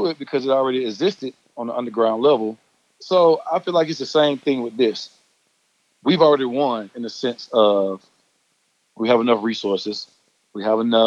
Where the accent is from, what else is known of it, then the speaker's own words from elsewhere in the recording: Atlanta, Georgia, United States; I grew up in Atlanta